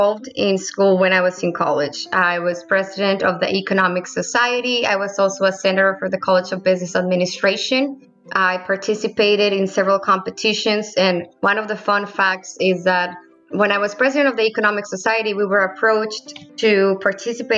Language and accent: English; Piedras Negras, Coahuila, Mexico; moved away; also born or lived in Edinburg, Texas; Yes, I was born and raised in Piedras Negras, Coahuila, Mexico.